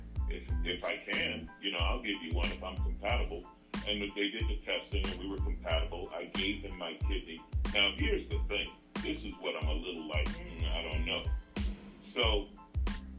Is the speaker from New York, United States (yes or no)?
yes; New York City, New York, United States; moved away as an adult; now in Los Angeles, United States; Growing up in New York City, I grew up in Queens.